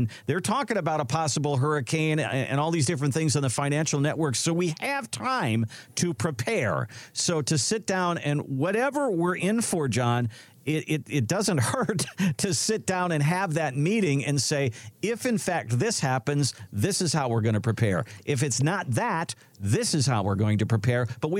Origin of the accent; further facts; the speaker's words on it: Midwest, United States; You know, I'm from the Midwest, and I'm more used to tornadoes as far as storms are concerned.